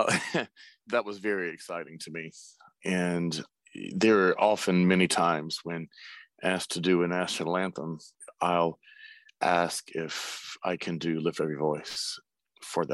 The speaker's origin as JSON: {"language": "English", "town": "Fort Valley", "region": "Georgia", "country": "United States", "tie": "born or raised there", "said": "growing up in Fort Valley, Georgia"}